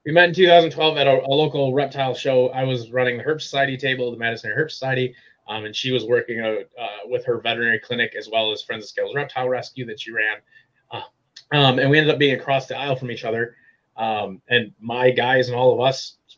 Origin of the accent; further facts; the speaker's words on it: Wisconsin, United States; moved away as an adult; now in Illinois, United States; I lived my entire life in Wisconsin